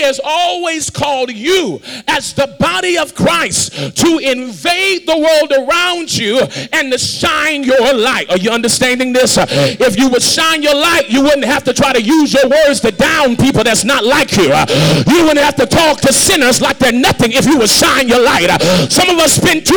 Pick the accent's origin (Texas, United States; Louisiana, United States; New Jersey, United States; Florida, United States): Louisiana, United States; New Orleans; I'm from New Orleans